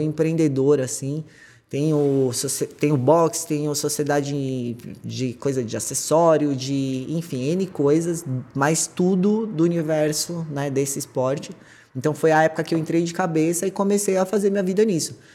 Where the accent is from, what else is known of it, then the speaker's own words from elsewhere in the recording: São Paulo, Brazil; Sou de São Paulo